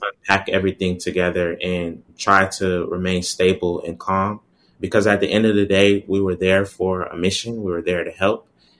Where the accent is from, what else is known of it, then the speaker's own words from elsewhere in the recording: Jamaica; even though I'm a Jamaican and Jamaican citizen, but I'm also an American as well.